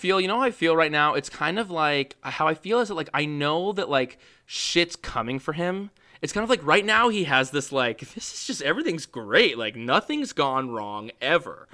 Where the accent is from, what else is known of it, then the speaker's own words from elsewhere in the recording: New York, United States; as a New Yorker who roots for shitty teams my entire life